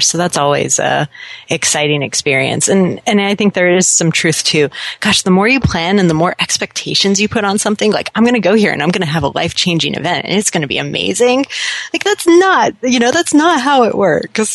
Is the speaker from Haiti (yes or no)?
no; Seattle, Washington, United States; also born or lived in Florida; I lived in Florida for a little bit as a kid, but uh, I consider myself a Seattleite